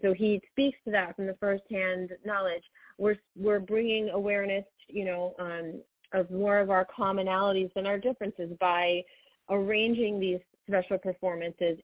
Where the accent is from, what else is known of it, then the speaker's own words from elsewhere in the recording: United States; we're both American born and American raised